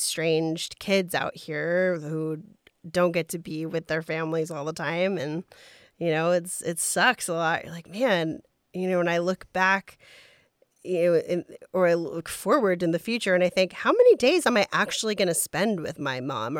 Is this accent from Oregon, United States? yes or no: no; Texas, United States; I'm from Texas. Yeah.